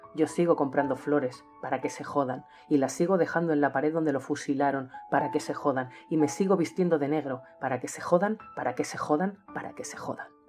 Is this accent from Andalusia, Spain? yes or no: no; Manresa, Catalonia, Spain; nací hace 43 años en Manresa, una ciudad de la provincia de Barcelona, España, donde todavía resido